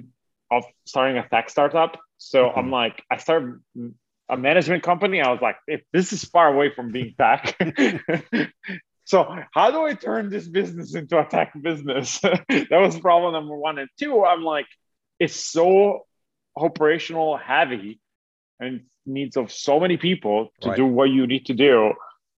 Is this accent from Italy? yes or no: yes; Italy; moved away; I'm originally from Italy